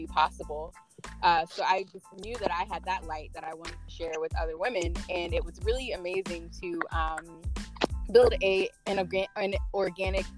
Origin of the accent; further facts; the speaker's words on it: Tampa, Florida, United States; also born or lived in Tallahassee, Florida; I am originally from Tampa, Florida. Living here between Tampa and Tallahassee for most of my life